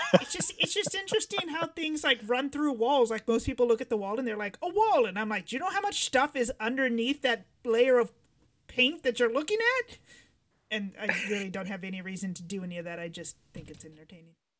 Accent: California, United States; we grew up here

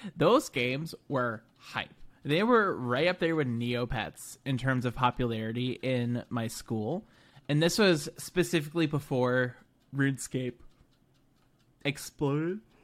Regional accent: United States; an American experience and lens

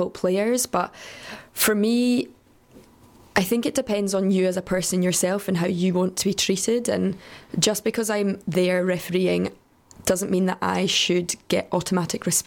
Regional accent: Scotland, United Kingdom; being Scottish, a redhead with pale skin

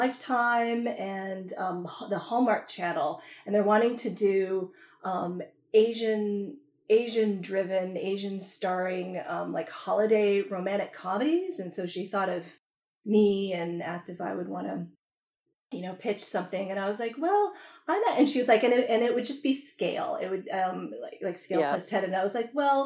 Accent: Canada; moved away as an adult; now in Los Angeles, United States; I grew up in Canada, and I as soon as I moved to LA, like in my 20s

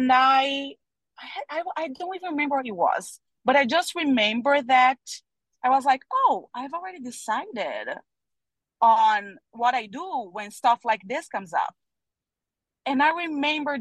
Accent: Brazil; I'm from Brazil.

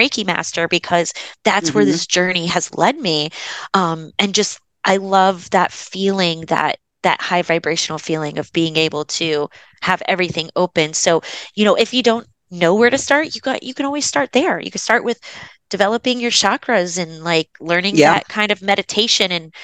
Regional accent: Florida, United States; I grew up in Florida

